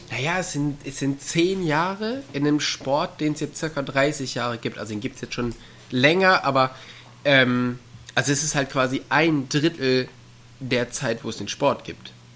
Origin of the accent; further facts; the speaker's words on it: near the Ruhr area, North Rhine-Westphalia, Germany; ich bin ja auch in der Nähe des Ruhrgebiets aufgewachsen